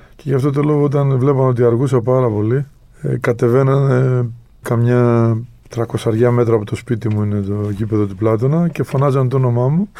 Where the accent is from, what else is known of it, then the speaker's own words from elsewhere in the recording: Greece; εμείς εδώ σαν, ε, σαν Έλληνες